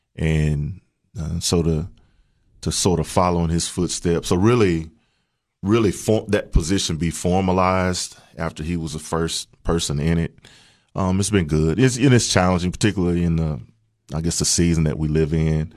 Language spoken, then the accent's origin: English; Walter Hill, Tennessee, United States; also born or lived in Murfreesboro, Tennessee; I really grew up outside of Murfreesboro, a little town called Walter Hill.